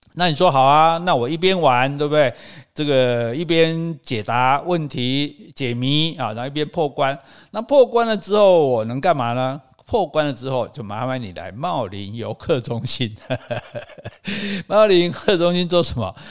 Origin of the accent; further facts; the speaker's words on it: southern Taiwan, Taiwan; 我们南部人